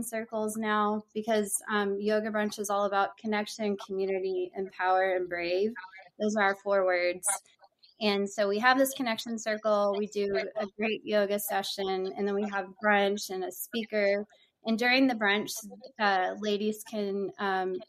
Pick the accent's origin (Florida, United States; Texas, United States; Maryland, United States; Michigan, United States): Texas, United States; Houston; also born or lived in Corpus Christi, Texas; I'm from the Houston area in Texas